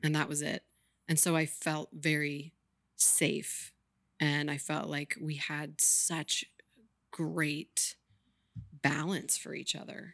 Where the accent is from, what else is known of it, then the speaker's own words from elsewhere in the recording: Maine, United States; moved away; also born or lived in Richmond, Virginia / Santa Fe, New Mexico / San Francisco; I'm from Maine